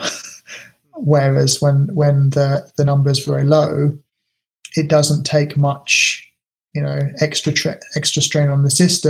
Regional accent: United Kingdom; now in Japan; being British

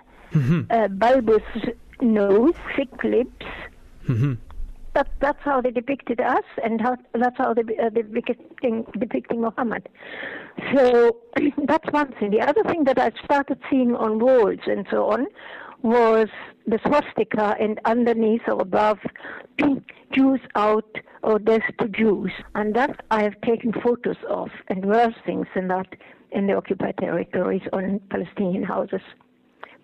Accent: Berlin, Germany; moved away; also born or lived in Israel; I was born in Berlin, in West, well, what was West Berlin and now is again West Berlin, in 1927

